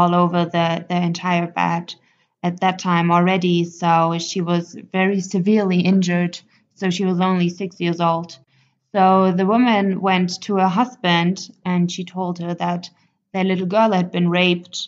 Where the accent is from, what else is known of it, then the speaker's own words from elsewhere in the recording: Germany; moved away as an adult; now in Ethiopia; I'm 25 years old. I come from Germany and I studied law